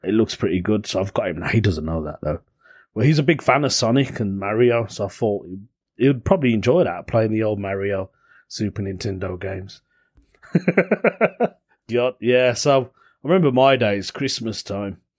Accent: Belfast, Northern Ireland, United Kingdom; accent: Belfast; my Belfast accent

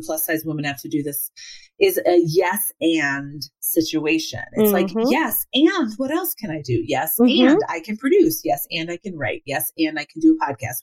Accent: Evanston, Illinois, United States; I grew up in Evanston, Illinois

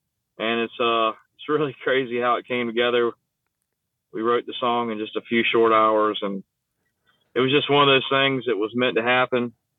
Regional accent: Southeast Virginia, United States; I was born in Southeast Virginia.

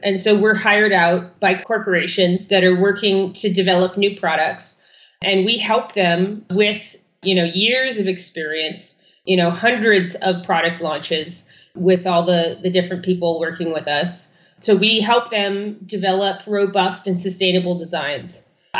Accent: Germany; moved away; I was born in Germany in the, you know, early 80s

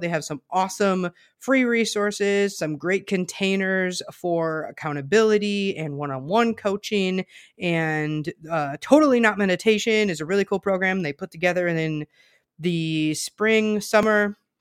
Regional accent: southern Wisconsin, United States; I grew up in Amish country as well, um, further south in Wisconsin

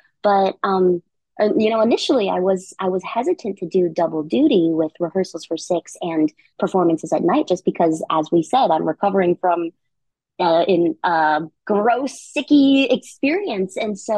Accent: Philippines; And as a Filipino person, working with Leia Salonga in this show

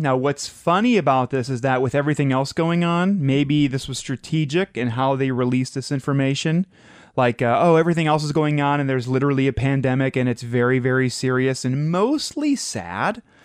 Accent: Madison, Ohio, United States; we grew up in Madison, Ohio

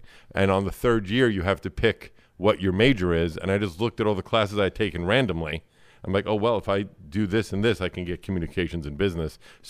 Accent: New York City, New York, United States; I'm from here. Born and raised. Brooklyn, New York.

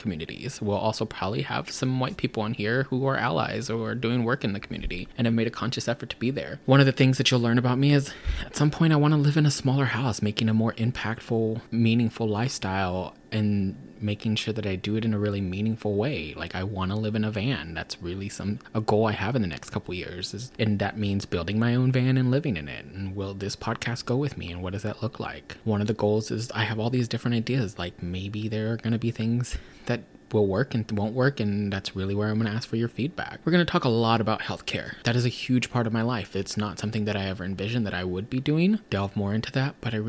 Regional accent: Texas, United States; now in West Coast, United States; growing up in Texas, if you were Chicano

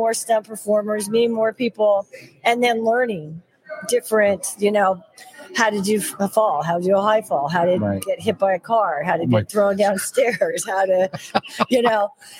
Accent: Los Angeles, California, United States; accent: Valley girl; I was born and raised in Studio City, California.

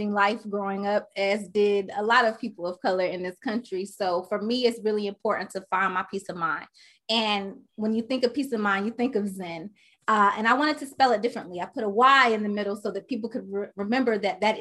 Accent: Charlotte, North Carolina, United States; moved away as an adult; now in Los Angeles, United States; I'm from Charlotte, North Carolina. I've been in LA since

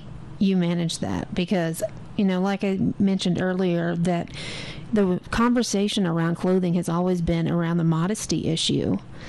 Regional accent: Dallas area, East Texas, United States; I grew up in Texas, and what you may not know about Texas is in the Dallas area and East Texas area where I grew up, fashion is very important.

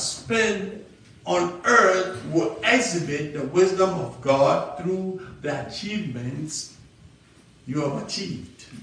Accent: Ghana; I'm an African from Ghana

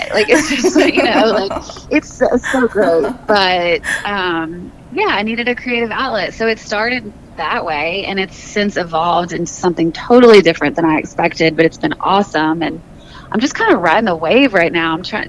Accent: the South, United States; Yeah, and I'm from the South, so Nashville's a really good mix for me.

